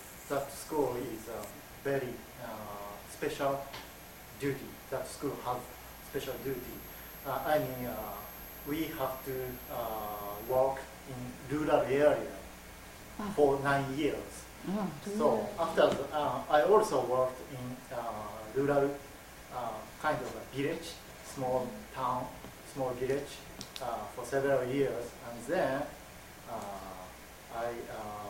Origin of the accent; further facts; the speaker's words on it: Sendai, Miyagi, Japan; English is a second language; now in Matsumoto, Japan; I moved to Matsumoto City 3 years ago, And my hometown is Sendai in Miyagi Prefecture.